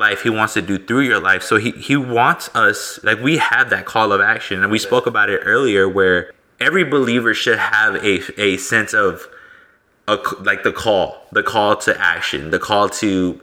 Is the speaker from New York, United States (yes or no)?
no; the DFW area, Texas, United States; I'm from Texas, so, and more so like the DFW area